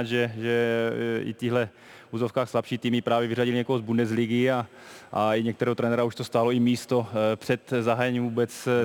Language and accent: Czech; Germany; moved away; to mě pomohlo, že jsem vyrůstal v Německu